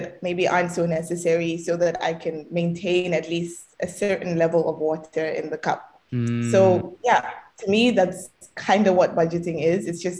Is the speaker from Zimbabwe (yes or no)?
yes; Zimbabwe; on paper, I'm Zimbabwean. So I guess for today, we can just say that I'm from Zimbabwe.